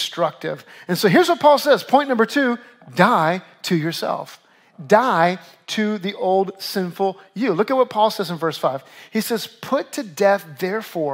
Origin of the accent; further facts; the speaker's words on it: Louisiana, United States; now in New York, United States; I grew up in Louisiana. I dealt with hurricanes my whole life